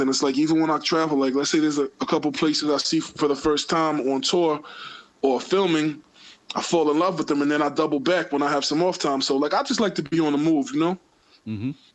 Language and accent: English; New York City, New York, United States; born or raised there